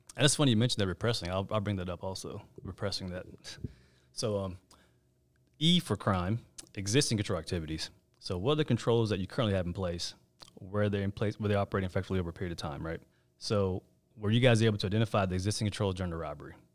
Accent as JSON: {"language": "English", "town": "Raleigh", "region": "North Carolina", "country": "United States", "tie": "born or raised there", "also_born_or_lived": "Chapel Hill, North Carolina / Gastonia, North Carolina", "said": "I'm a North Carolina native. You couldn't probably tell by my name. But I was born in Chapel Hill. My folks moved to Raleigh when I was two, so I, I consider Raleigh my hometown"}